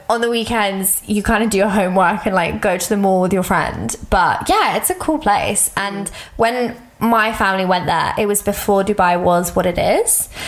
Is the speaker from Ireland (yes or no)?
no; England, United Kingdom; I was like where can I go I'm English so obviously I was like I can go to England